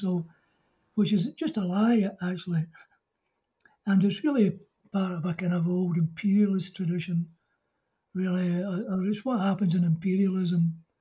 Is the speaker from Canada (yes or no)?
no; Scotland, United Kingdom; I'm Scottish and not very far from where Hogg was born and raised, you know. So it's only about 30 miles away, or 40 or 50 miles maybe